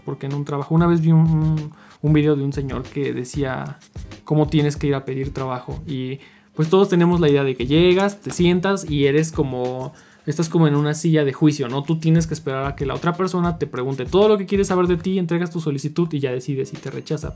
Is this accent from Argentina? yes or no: no; Mexico; como mexicano